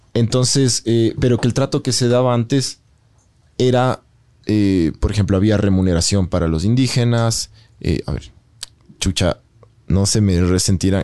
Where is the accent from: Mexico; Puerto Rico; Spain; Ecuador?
Ecuador; los ecuatorianos en general somos